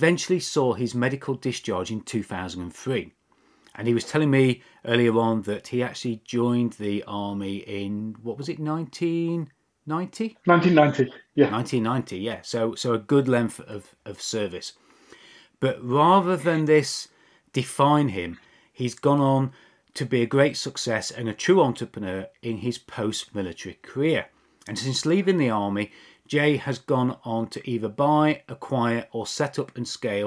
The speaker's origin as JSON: {"language": "English", "town": "Mansfield", "region": "East Midlands", "country": "United Kingdom", "tie": "born or raised there", "moved": "yes", "said": "my hometown of Mansfield"}